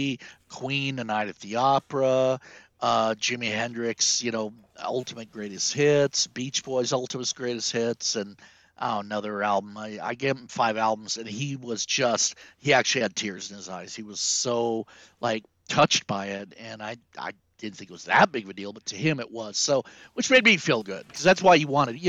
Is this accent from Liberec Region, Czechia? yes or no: no; Prague, Czechia; moved away; I was born in Prague. I was born in the Czech Republic.